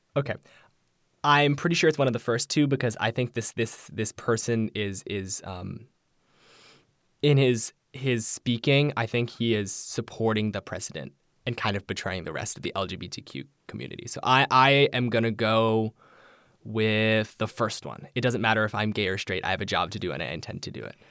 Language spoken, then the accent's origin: English; United States; as an Asian American who is gay